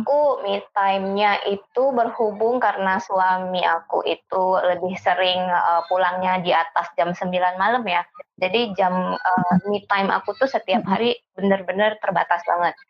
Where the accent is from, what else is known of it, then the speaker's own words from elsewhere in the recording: Aceh, Indonesia; moved away; Asal aku tuh dari Aceh